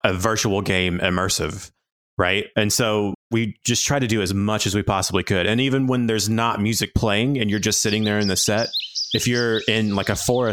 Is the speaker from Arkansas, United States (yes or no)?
yes; Arkansas, United States; accent: Southern twang; moved away as an adult; now in Norwich, United Kingdom; I have this weird Southern twang. No, I'm from Arkansas originally. My wife and I moved to the UK about 5 years ago